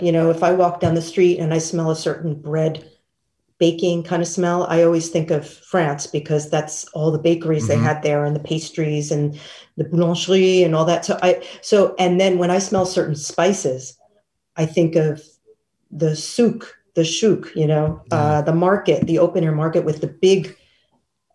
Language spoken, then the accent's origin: English; New York City, New York, United States; I grew up in Manhattan.